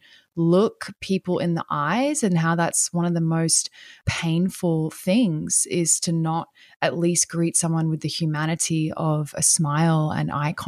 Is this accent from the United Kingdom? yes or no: no; Australia; moved away; also born or lived in Brazil; I'm from Australia